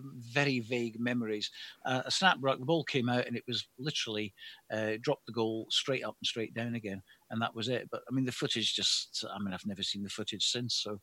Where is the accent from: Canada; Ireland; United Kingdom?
United Kingdom; Edinburgh, Scotland; also born or lived in Oxfordshire; now in Scottish Borders, United Kingdom; I'm actually from Edinburgh, but I went down south to Oxfordshire for 25 years.